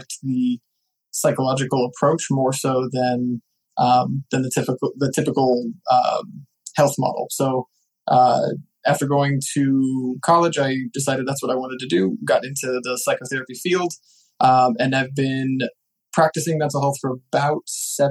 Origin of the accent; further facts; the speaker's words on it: Nebraska, United States; So I'm from Nebraska.